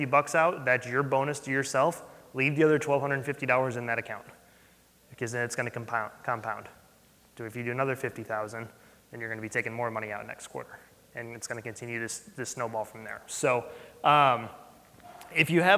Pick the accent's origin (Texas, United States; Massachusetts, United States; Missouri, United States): Missouri, United States; St. Louis; We're from St. Louis